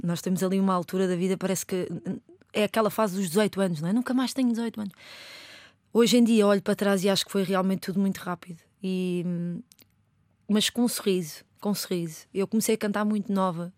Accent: Lisbon, Portugal; eu cresci no bairro de Chelas

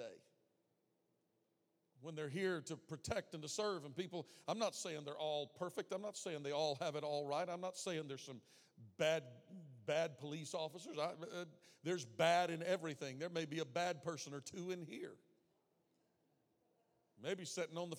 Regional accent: the South, United States; I grew up in the South

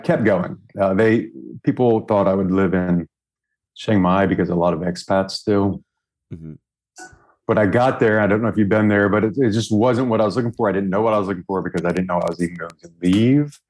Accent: New York, United States; moved away as an adult; now in Hanoi, Vietnam; I'm from New York

